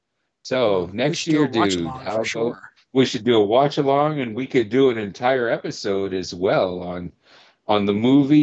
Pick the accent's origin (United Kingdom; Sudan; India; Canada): Canada; we're Canadian, eh?